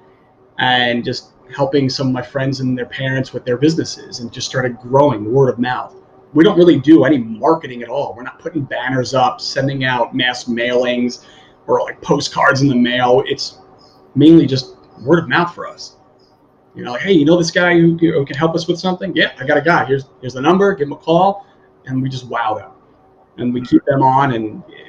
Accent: Long Island, New York, United States; moved away as an adult; now in Bonita Springs, United States; We're from New York originally

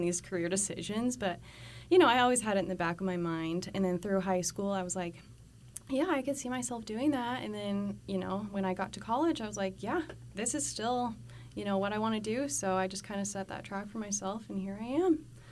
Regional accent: Colorado, United States; moved away as an adult; now in Texas, United States; I'm originally from Colorado. I also moved here about a year ago to start school

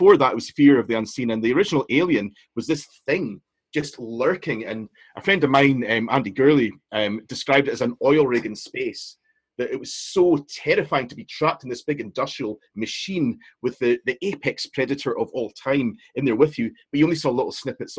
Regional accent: Inverness, Scotland, United Kingdom; I'm from Inverness, I went round to Greg Street Post Office

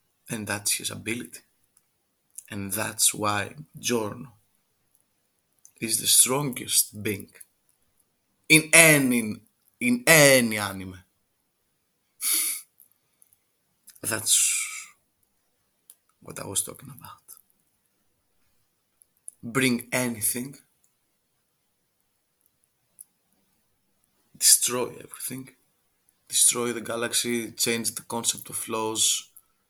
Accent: Greece; accent: Greek; English is a second language; I'm from Greek, and our accent it sucks.

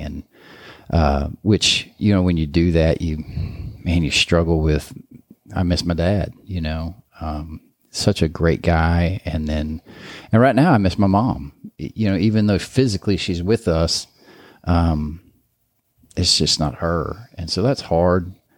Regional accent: Kansas City, Missouri, United States; growing up in Kansas City

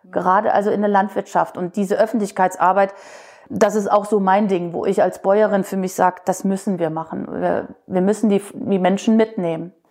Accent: West Germany, Germany; Also wir Wessis ticken vielleicht auch wieder anders als Ossi

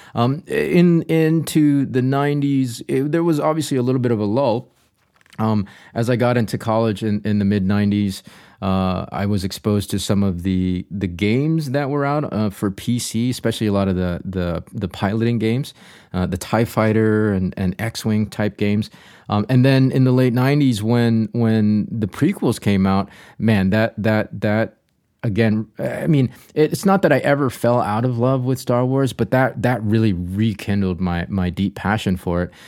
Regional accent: North Carolina, United States; dear friends of mine that I grew up with here in North Carolina

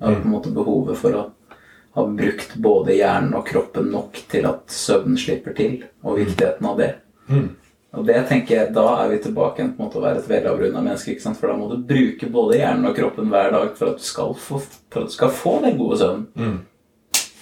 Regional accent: Trysil, Innlandet, Norway; jeg er fra Trysil.

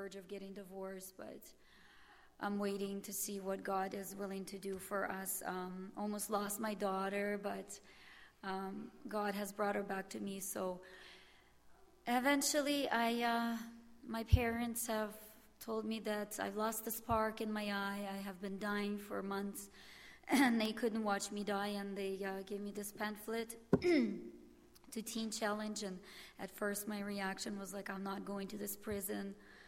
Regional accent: Winnipeg, Manitoba, Canada; Good morning. … I am from Winnipeg. I'm 32 years old.

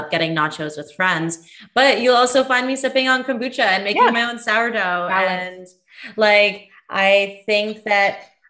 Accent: Northern Ontario, Canada; it's the Northern Ontario in me.

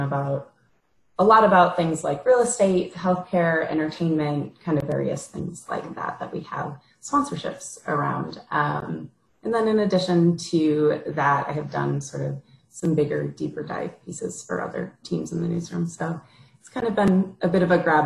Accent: Minneapolis, Minnesota, United States; moved away as an adult; also born or lived in Wisconsin; I'm originally from the Midwest. I'm from the Twin Cities area

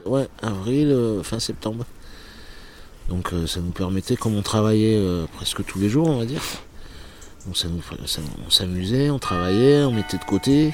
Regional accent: Cholet, Pays de la Loire, France; moved away as an adult; also born or lived in Nantes; now in Porquerolles, France; je suis né à Nantes en 18 euh, juin 67 et après j'ai grandi dans le Maine-et-Loire, euh, dans une petite ville qui s'appelle Cholet

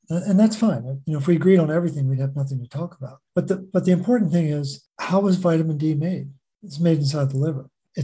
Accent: Baltimore, Maryland, United States; born or raised there

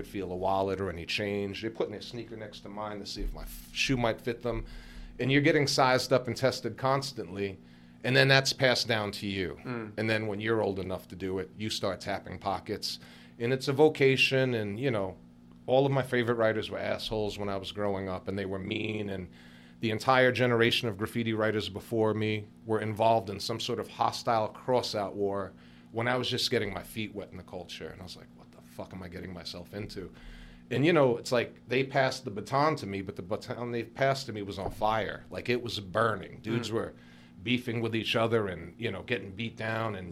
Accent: New York City, New York, United States; I grew up near the Barclays Center

